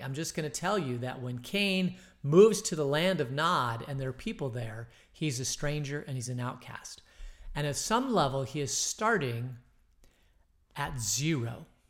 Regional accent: Phoenix, Arizona, United States; I grew up in Phoenix

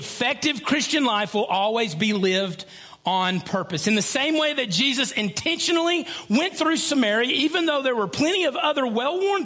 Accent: Lickskillet, Alabama, United States; I grew up in Lickskillet

